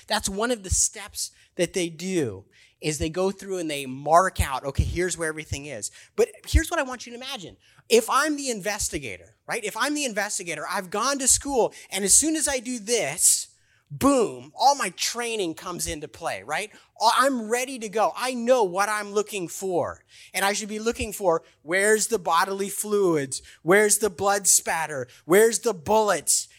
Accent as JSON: {"language": "English", "town": "Baltimore", "region": "Maryland", "country": "United States", "said": "I'm from Baltimore"}